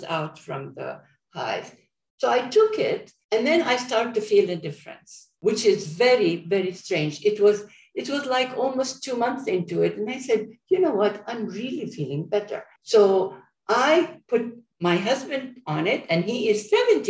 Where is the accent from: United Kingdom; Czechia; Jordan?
Jordan; moved away; I'm from Jordan, and I go visit my family at least once a year.